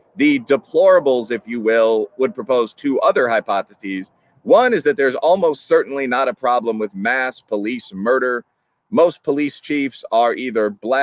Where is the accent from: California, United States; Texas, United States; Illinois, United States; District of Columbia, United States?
Illinois, United States; Chicago; In Chicago, my hometown